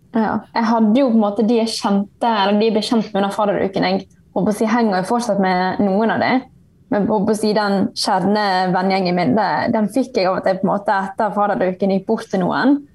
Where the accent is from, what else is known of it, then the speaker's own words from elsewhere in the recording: Bergen, Vestland, Norway; moved away as an adult; now in Ålesund, Norway; jeg er originalt fra Bergen